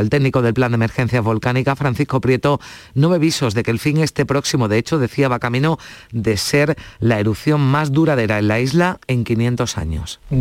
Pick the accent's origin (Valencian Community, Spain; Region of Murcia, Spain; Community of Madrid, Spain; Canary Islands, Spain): Canary Islands, Spain; La Palma; en La Palma eh, muy orgullosos de ser españoles